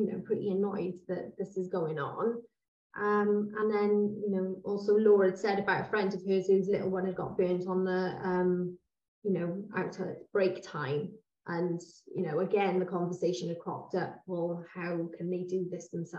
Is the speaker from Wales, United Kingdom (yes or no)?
yes; Cwmbran, Wales, United Kingdom; we're both from Cwmbran